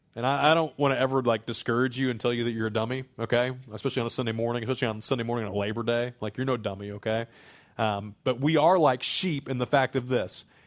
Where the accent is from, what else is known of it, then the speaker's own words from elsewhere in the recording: Springfield, Missouri, United States; moved away as an adult; now in Saint Charles County, United States; I grew up in Springfield, Missouri, as city as that can be